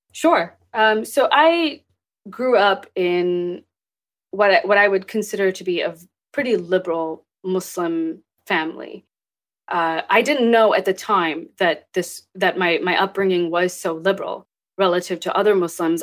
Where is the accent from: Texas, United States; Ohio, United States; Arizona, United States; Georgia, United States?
Texas, United States; also born or lived in Pakistan; I grew up in Texas. I was born in Pakistan, and I moved here